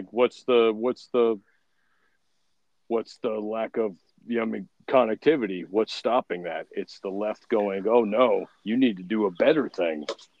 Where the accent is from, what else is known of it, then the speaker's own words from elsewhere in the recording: Florida, United States; I grew up in Florida. There's a Seminole Nation just down the street from where I'm from.